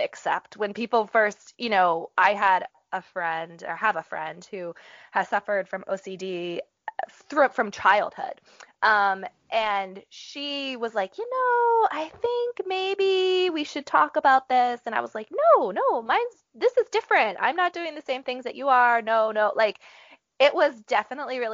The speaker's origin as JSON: {"language": "English", "region": "Appalachia", "country": "United States", "tie": "born or raised there", "said": "I grew up in Appalachia"}